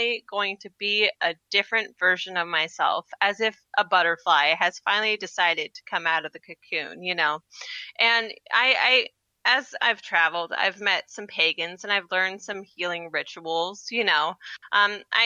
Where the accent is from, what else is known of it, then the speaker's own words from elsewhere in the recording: Washington, United States; moved away; my hometown is Washington State.